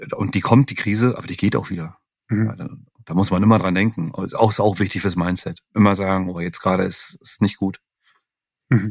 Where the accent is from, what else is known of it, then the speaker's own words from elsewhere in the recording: northeastern Germany, Germany; ich komme ja aus dem Nordosten